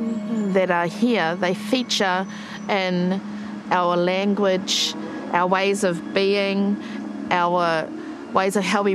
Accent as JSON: {"language": "English", "town": "Te Araroa", "region": "Gisborne", "country": "New Zealand", "said": "I'm from Te Araroa, and so we call ourselves the bellbirds of Te Araroa."}